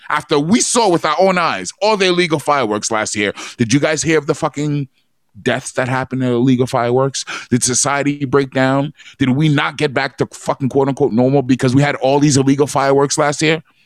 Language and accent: English; New York, United States; now in Long Beach, United States; growing up in New York